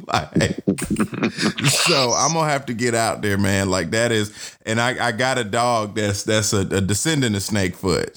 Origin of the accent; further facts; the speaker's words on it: Atlanta, Georgia, United States; I'm born and raised in Atlanta and for me in Georgia